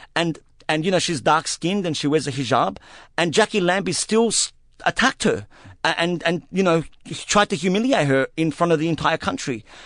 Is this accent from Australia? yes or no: yes; Australia; an Arab Australian Muslim man who, who, who has been a silenced minority for most of my life